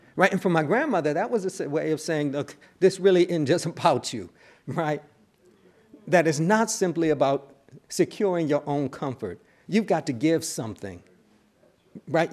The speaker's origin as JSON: {"language": "English", "town": "Buffalo", "region": "New York", "country": "United States", "tie": "born or raised there", "also_born_or_lived": "Cambridge", "moved": "yes", "said": "the kind of theological propositions with which I grew up in Buffalo, New York"}